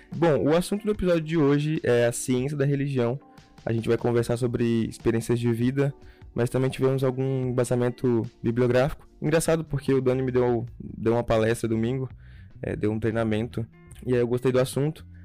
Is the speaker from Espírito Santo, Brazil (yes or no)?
yes; Ibiraçu, Espírito Santo, Brazil; Sou de, do, de Ibiraçu. É interior